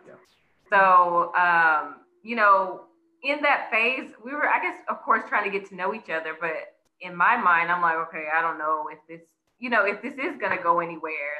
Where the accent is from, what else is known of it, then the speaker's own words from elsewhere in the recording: Mobile, Alabama, United States; moved away as an adult; now in Dallas, United States; I am originally from Al- uh, Mobile, Alabama. Um, and I moved to Dallas about what, almost what, three and a half years ago now